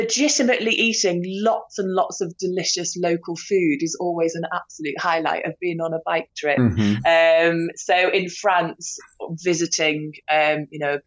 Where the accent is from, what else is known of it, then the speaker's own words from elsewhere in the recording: United Kingdom; I'm from Britain